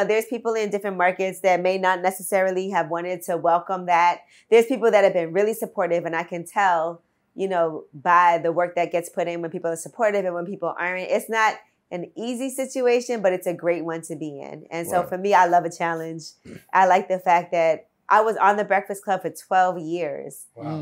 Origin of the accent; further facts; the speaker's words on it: New York City, New York, United States; I'm from Brooklyn, I still live there